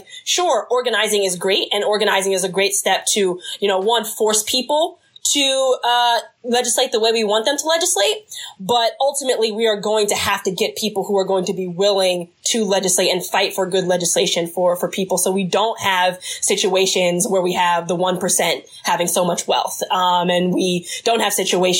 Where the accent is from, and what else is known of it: New Jersey, United States